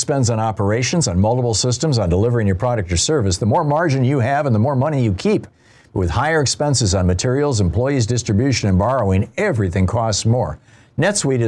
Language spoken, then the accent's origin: English; Lansing, Michigan, United States; moved away; Lansing, Michigan, my hometown